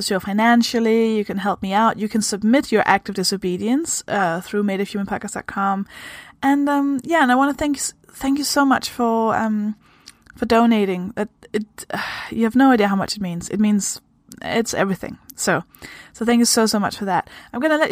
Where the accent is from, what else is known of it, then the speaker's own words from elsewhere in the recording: Denmark; English is a second language; I am also from Denmark. I hope that explains the weird kind of accent thing that I have going on.